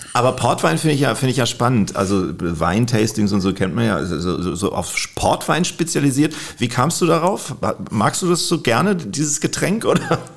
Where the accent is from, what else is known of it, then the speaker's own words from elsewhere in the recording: Kiel, Schleswig-Holstein, Germany; in meiner Heimatstadt Kiel